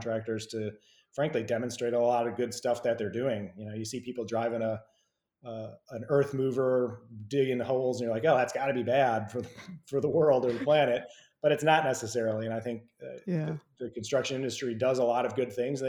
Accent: Midwest, United States; now in Georgia, United States; I come from the Midwest as well, too. And I'm in Georgia

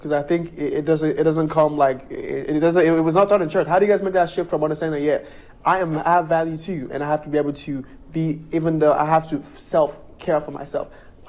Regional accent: Nigeria; because I'm from Nigeria

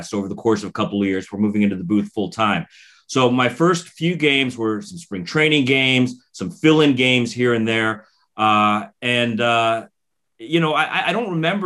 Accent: South Florida, United States; I had grown up in South Florida, and I grew up at a time before the Marlins even existed

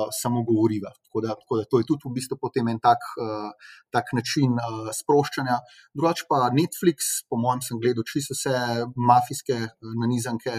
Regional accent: Slovenia; smo Slovenci

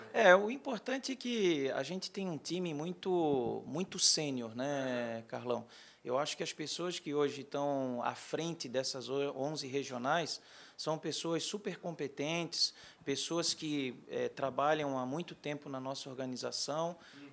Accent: Florianópolis, Santa Catarina, Brazil; moved away as an adult; also born or lived in Joinville / Porto Alegre / São Paulo / Rio de Janeiro; Eu sou natural de Florianópolis, Santa Catarina, mas muito novo eu já comecei a sair lá da região

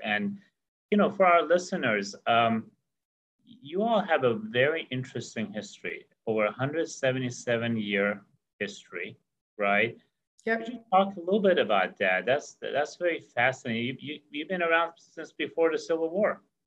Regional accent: Santa Cruz, California, United States; where I grew up in Santa Cruz

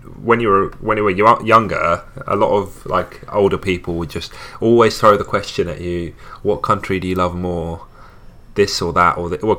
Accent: England, United Kingdom; also born or lived in Tunisia; So when I was going through, you know, growing up in England and then teenager

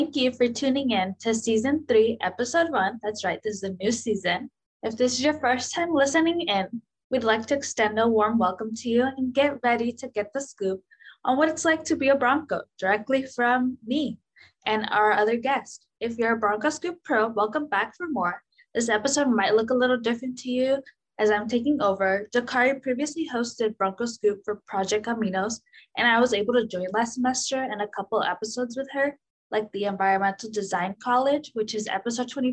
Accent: Lindsay, California, United States; Originally from this really small town with less than 14,000 people

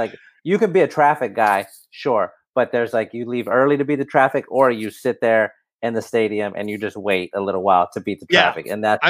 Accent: San Antonio, Texas, United States; moved away as an adult; now in Houston, United States; So I'm from San Antonio. So the Spurs have been my team since I was a kid. And then I ended up in Houston right around the time that the Texans franchise was starting.

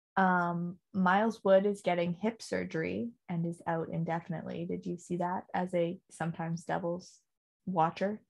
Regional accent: Canada; as a Canadian

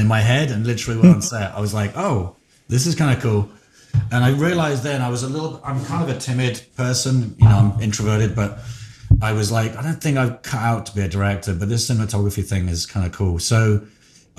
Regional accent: England, United Kingdom; moved away; I'm from England

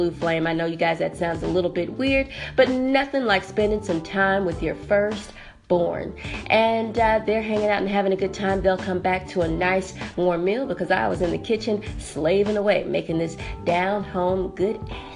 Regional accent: Wisconsin, United States; also born or lived in Cobb County, Georgia; now in Atlanta, United States; I'm from Wisconsin

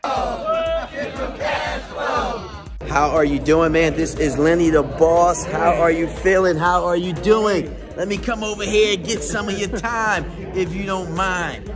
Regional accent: Salt Lake City, Utah, United States; I'm from Salt Lake City, Utah

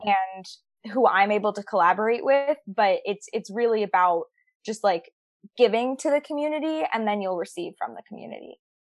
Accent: New York, United States; moved away as an adult; now in Nashville, United States; I grew up born and raised in New York

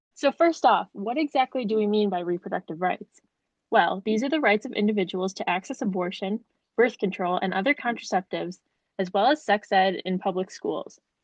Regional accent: New York City, New York, United States; I was raised in New York and grew up and work and everything else in New York City

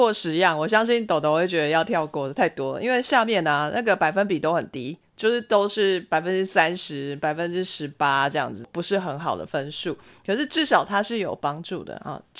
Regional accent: China; 我一直在想三文鱼，我是中国人，我老。

